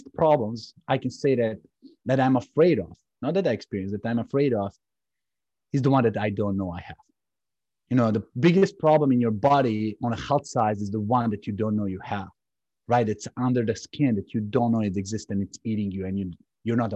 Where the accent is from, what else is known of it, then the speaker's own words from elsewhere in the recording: Serbia; now in United States; I'm coming from Serbia